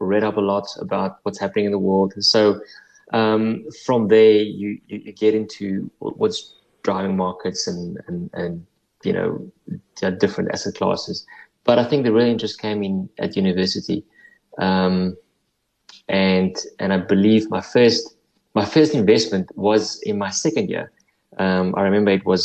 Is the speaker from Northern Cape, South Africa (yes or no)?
yes; Upington, Northern Cape, South Africa; moved away as an adult; also born or lived in Stellenbosch / London; I grew up in the Northern Cape, on a farm in the Northern Cape.